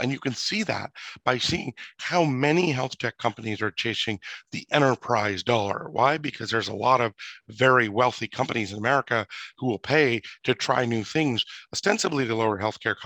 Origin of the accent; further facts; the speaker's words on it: United States; as an American, as a father of three young children